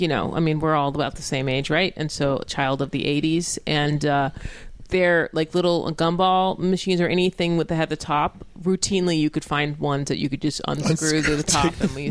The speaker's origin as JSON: {"language": "English", "area": "Orange County", "region": "California", "country": "United States", "tie": "born or raised there", "also_born_or_lived": "Los Angeles", "said": "my friends and I grew up in Orange County"}